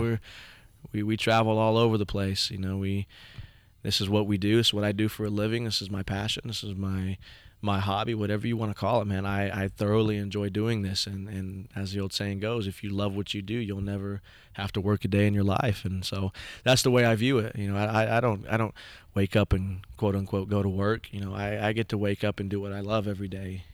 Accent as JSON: {"language": "English", "town": "Stillwater", "region": "Oklahoma", "country": "United States", "tie": "born or raised there", "also_born_or_lived": "Pawnee, Oklahoma / Morrison, Oklahoma", "said": "growing up in Stillwater, I was one of probably five Indian kids in the whole school district"}